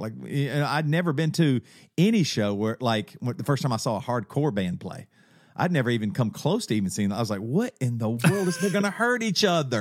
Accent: South Carolina, United States; moved away as an adult; also born or lived in Seattle, Washington; now in Charlotte, United States; growing up in the South Carolina

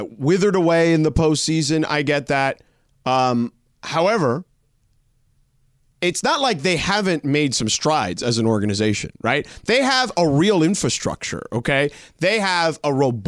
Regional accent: Miami, Florida, United States; I'm from Miami.

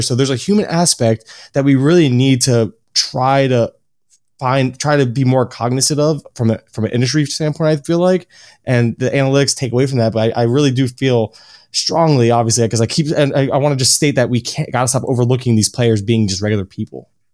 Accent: Florida, United States; born and raised in Florida, Uh, always, I still live in Florida

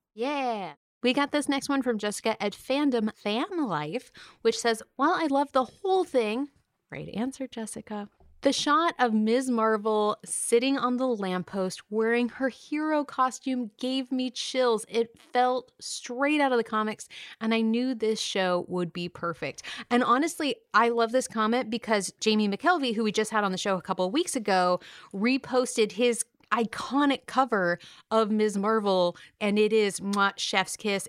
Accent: California, United States; now in New York, United States; I grew up in California

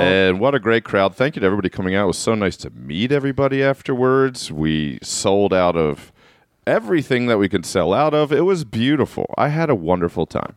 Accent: Baltimore, Maryland, United States; moved away; ninety eight rock dot com, which is my hometown. Baltimore's ninety seven point nine Rock F M

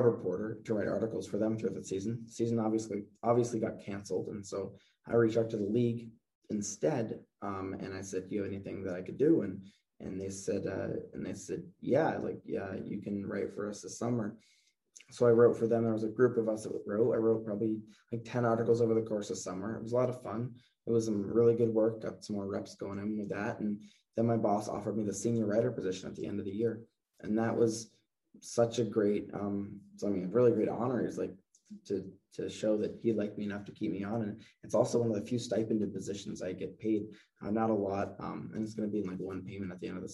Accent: New England, United States; growing up in New England

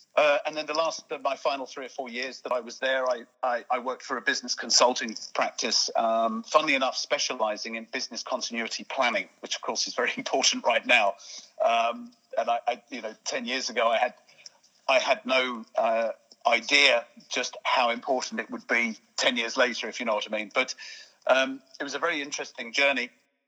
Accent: Sussex, near Brighton, South East England, United Kingdom; moved away as an adult; also born or lived in Buckinghamshire; now in Ireland; I'm an Englishman living in Ireland. So I grew up in the UK. I grew up in the south, Sussex, near Brighton, near Gatwick, that sort of area. Yeah. I was schooled there.

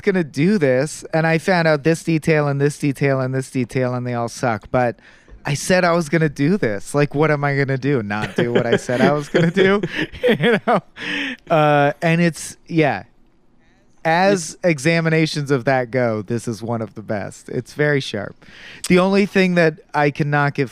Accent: United States; as an American viewer

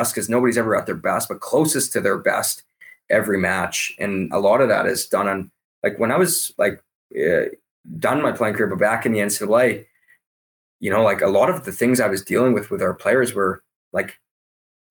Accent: Canada; I'm Canadian

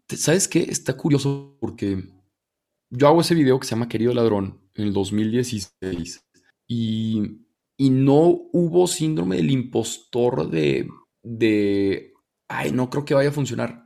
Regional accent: Torreón, Coahuila, Mexico; moved away as an adult; also born or lived in Monterrey; now in Mexico City, Mexico; Yo soy de Torreón, me fui a Monterrey a estudiar, llevo ocho años viviendo allá.

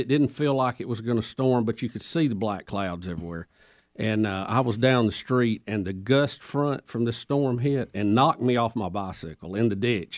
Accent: Jacksonville, Alabama, United States; my hometown Jacksonville

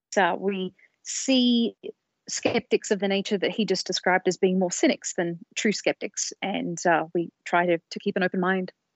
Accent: Sydney, New South Wales, Australia; born or raised there; moved away as an adult; now in United States

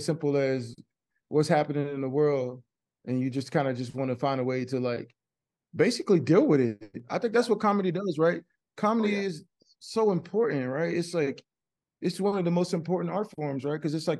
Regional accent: Texas, United States; Man, I grew up in Texas, like, people used to make jokes all the time.

